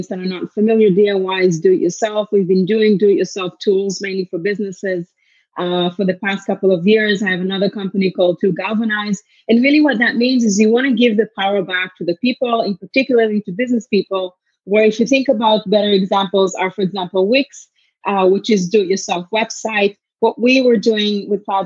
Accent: Israel; also born or lived in Tel Aviv; now in Canada; I'm originally from Israel, but I'm Canadian born

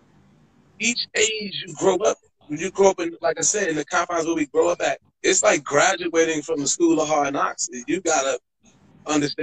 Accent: New York City, New York, United States; moved away as an adult; also born or lived in Brooklyn / California; I'm born and raised in Queens

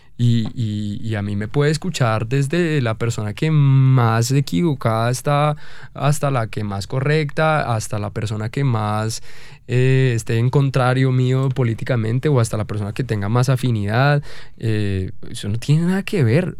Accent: Bogotá, Colombia; nosotros con nuestra falta de identidad como, como, como país y como bogotanos

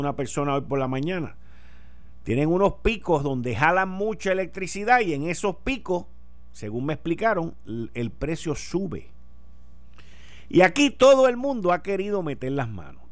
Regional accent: Puerto Rico; nosotros siendo una colonia de los Estados Unidos

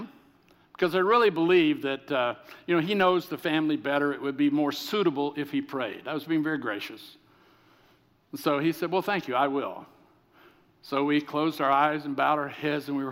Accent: the South, United States; I'm from the South

